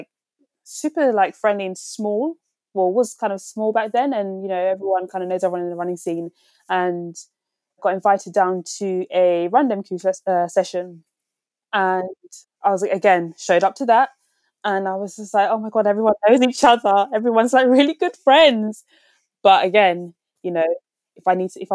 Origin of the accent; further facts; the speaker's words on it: London, United Kingdom; I'm from West London